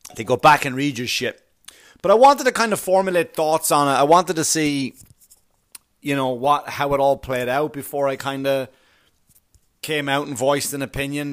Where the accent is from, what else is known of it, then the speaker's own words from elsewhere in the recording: Ireland; moved away; I grew up in Ireland, of course, right, where the police force is something totally different